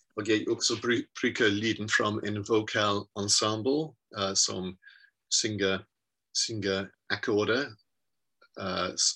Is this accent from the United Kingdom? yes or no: yes; Worcester, West Midlands, United Kingdom; Norwegian is a second language; moved away as an adult; also born or lived in Birmingham / London; now in Bergen, Norway; jeg ble født i Worcester i England, og uh, jeg var en uh, sanger på Worcester uh, Domcerca Corps